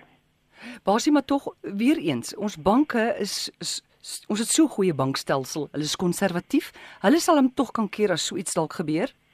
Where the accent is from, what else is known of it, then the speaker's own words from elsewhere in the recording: South Africa; ek as Suid-Afrikaner